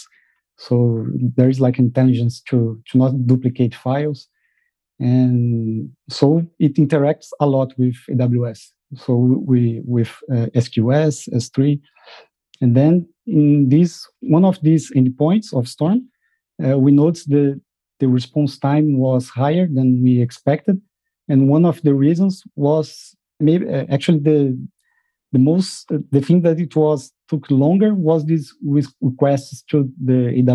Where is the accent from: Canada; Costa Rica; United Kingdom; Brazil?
Brazil; moved away as an adult; now in Netherlands; I'm from Brazil, but I moved to the Netherlands last year with my family